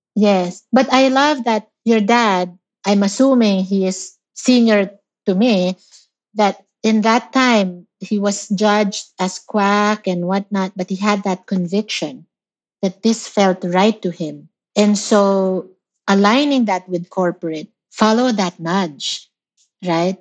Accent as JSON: {"language": "English", "country": "Philippines", "tie": "born or raised there", "moved": "yes", "said": "I, I grew up in the Philippines"}